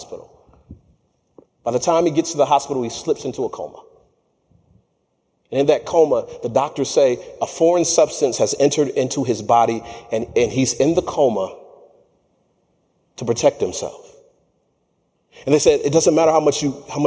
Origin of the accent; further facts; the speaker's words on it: Michigan, United States; I'm from Michigan